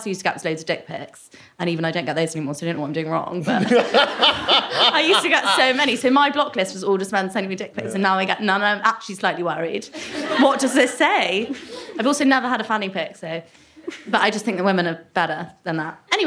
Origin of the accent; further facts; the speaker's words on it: United Kingdom; as British people